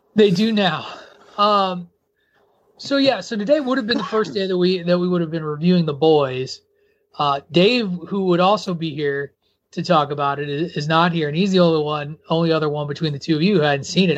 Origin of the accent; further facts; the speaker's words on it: rural Illinois, United States; I grew up in rural Illinois.